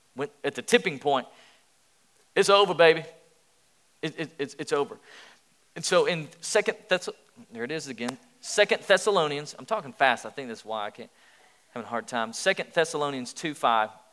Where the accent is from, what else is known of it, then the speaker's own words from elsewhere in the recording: East Tennessee, United States; I grew up in East Tennessee